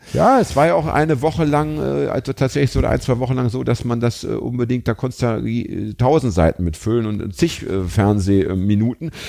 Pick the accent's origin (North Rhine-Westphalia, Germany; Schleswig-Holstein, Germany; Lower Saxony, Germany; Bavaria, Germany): Lower Saxony, Germany; Braunschweig; now in Hamburg, Germany; Ich bin ja in Braunschweig groß geworden